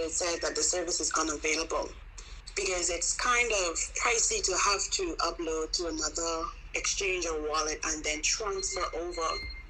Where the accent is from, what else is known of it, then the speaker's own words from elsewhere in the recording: Bahamas; I'm from the Bahamas